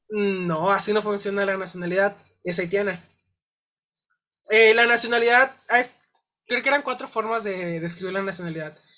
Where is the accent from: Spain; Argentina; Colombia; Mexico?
Mexico; como sociedad, como mexicanos